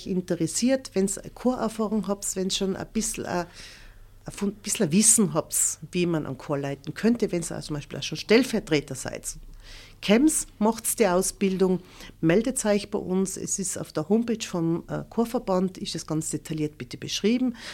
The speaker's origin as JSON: {"language": "German", "town": "Leisach", "region": "Tyrol", "country": "Austria", "accent": "East Tyrolean", "moved": "yes", "lives_now": "Völs, Austria", "said": "Ich bin Nordtirolerin, ich bin Völserin, aber eigentlich meine Wurzeln, wie man es eigentlich von meinem Dialekt ja, ein bisschen kennt, ich bin Osttirolerin. Mhm. Ich bin aus Leisach, das ist ganz in der Nähe von Lienz."}